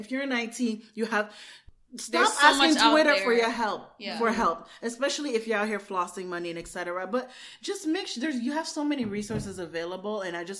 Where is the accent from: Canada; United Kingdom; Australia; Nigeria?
Canada; I'm talking as a Canadian.